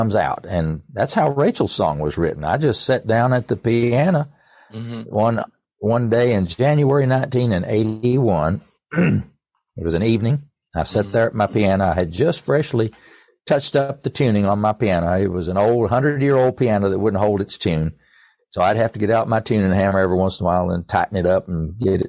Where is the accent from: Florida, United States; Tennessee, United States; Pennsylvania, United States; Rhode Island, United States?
Tennessee, United States; East; I grew up around music all my life. I was born in East Tennessee and into a musical family.